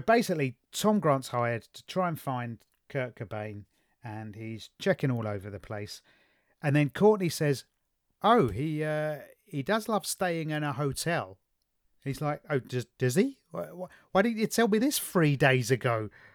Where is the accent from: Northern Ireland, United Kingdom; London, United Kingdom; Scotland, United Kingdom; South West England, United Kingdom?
London, United Kingdom; I was brought up in the East End of London